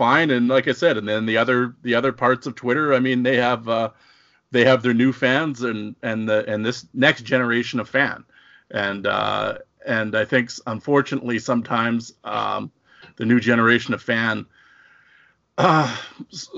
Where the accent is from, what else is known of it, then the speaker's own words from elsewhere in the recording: Saskatoon, Saskatchewan, Canada; I grew up in the wild flat plains of Saskatchewan, Saskatoon